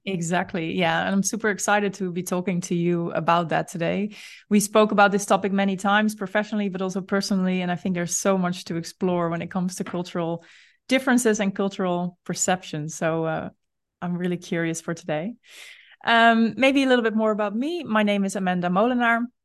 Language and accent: English; Netherlands; you and I are both Dutch